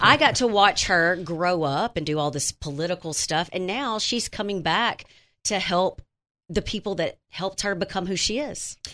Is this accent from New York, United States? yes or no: no; Wynne, Arkansas, United States; I grew up in Wynn. I coached in Wynn.